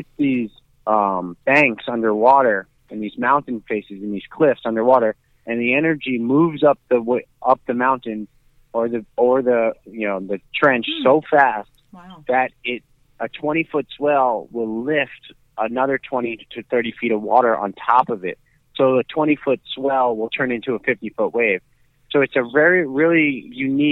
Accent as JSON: {"language": "English", "town": "Long Beach", "region": "New York", "country": "United States", "tie": "born or raised there", "said": "My family, we grew up in Long Beach. So, my whole life growing up is just in the ocean in Long Beach"}